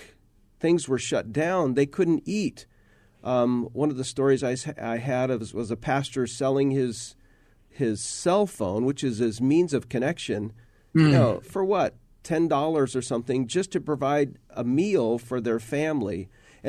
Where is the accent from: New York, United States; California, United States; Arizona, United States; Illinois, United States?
Arizona, United States; Phoenix; I grew up in Phoenix, born in Phoenix.